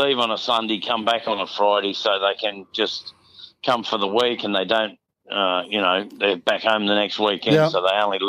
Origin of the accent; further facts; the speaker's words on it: Doveton, Victoria, Australia; now in Port Douglas, Australia; No, mate, I grew up in Doveton, actually.